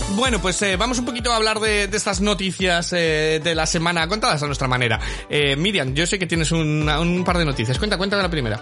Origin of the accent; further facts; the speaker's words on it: Valladolid, Castile and León, Spain; now in Manchester, United Kingdom; yo soy de Valladolid.